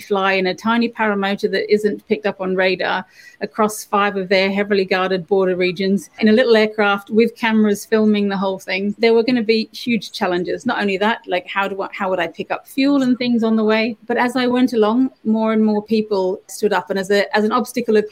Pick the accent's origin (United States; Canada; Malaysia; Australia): Australia; moved away; I grew up in the Australian bush